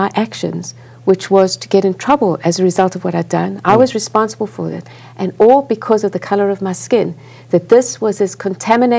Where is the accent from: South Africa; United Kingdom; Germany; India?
South Africa; moved away as an adult; now in United States; I grew up in apartheid South Africa, a white child in apartheid South Africa.